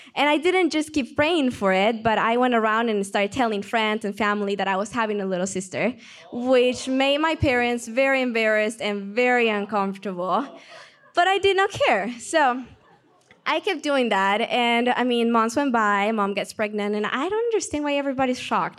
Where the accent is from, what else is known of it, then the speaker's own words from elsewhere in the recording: Peru; accent: Peruvian; English is a second language; moved away; I'm from Peru, that's where the accent comes from. So, I'm growing up in Peru